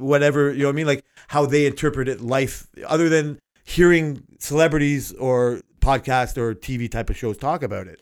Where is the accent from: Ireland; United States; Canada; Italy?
Canada; Toronto, Ontario; I grew up in Canada and Toronto